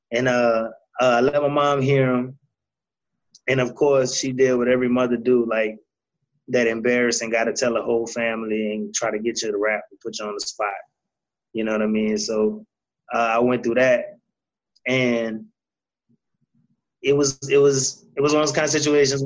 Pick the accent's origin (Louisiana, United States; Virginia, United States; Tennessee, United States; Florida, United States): Louisiana, United States; New Orleans; growing up in New Orleans